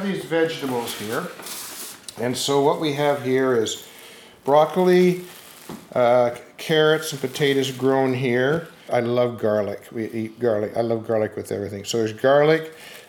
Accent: Brantford, Ontario, Canada; moved away as an adult; now in Vancouver, Canada; I love Vancouver. I mean, you know, I came from Brantford, Ontario in 1969 with the Mounties, and I thought I'd died and gone to heaven.

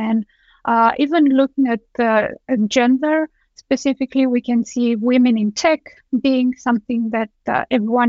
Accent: Romania; moved away as an adult; now in Denmark; I am originally from Romania. I have moved to Denmark 11 years ago.

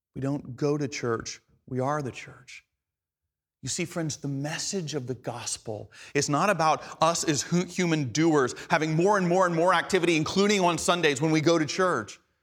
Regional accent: Atlanta, Georgia, United States; first language English; the English I grew up speaking in Atlanta, Georgia

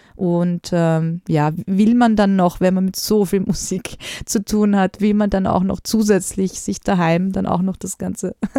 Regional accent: Austria; bei uns in Österreich

